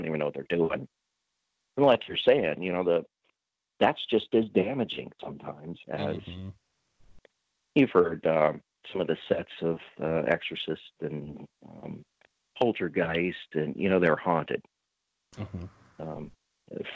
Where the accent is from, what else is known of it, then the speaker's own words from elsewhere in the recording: Butte, Montana, United States; in my hometown in Butte, Montana